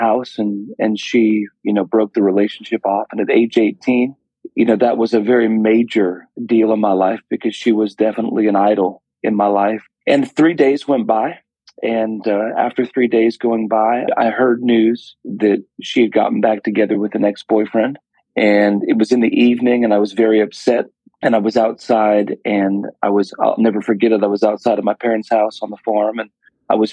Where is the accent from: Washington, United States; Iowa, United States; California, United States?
Washington, United States; Woodland; I grew up in a small town in Woodland, Washington